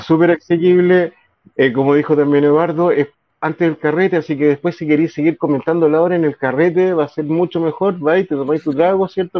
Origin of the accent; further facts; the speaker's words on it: Chile; somos como chilenos